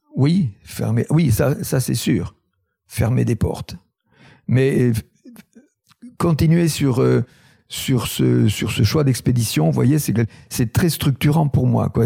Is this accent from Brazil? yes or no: no; Tarn, Occitania, France; Je suis originaire du Tarn, c'est un un pays colineux agricole.